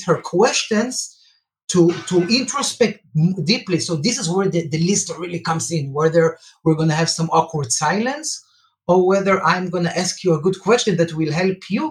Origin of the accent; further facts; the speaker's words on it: Israel; I'm from Israel